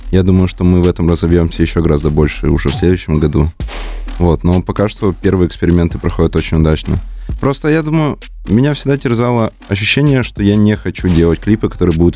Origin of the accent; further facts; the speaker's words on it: Komi Republic, Russia; moved away; Нет, нет, я человек из Коми, и я всегда буду представлять именно тот регион.